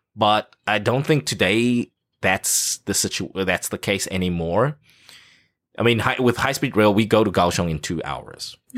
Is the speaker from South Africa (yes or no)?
yes; South Africa; now in Taipei, Taiwan; Growing up in South Africa